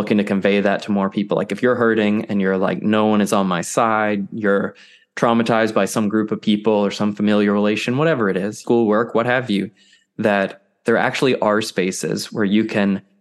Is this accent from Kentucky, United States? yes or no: yes; Central Kentucky, United States; now in Raleigh, United States; I'm from Central Kentucky, but I live in Raleigh, North Carolina now